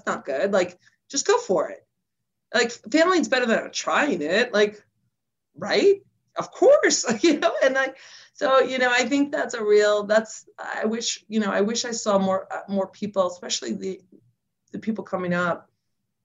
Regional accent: New York City, New York, United States; moved away; also born or lived in Queens, New York / New Jersey; we moved from the Bronx to New Jersey, actually Bronx, Queens, New Jersey

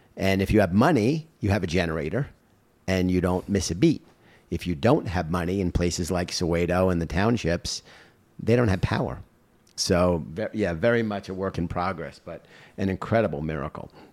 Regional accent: United States; I'm, uh, as proud an American as anyone

